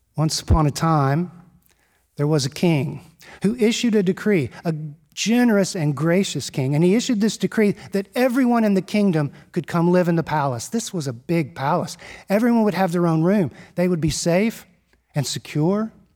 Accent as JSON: {"language": "English", "town": "Houston", "region": "Texas", "country": "United States", "tie": "born or raised there", "said": "I'm a Texan. born and raised in Houston, Texas"}